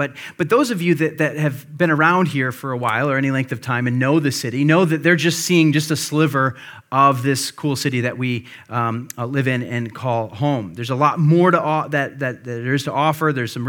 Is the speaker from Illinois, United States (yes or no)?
yes; Illinois, United States; I grew up near Chicago, used to live near Chicago, and we would make occasional day trips down there.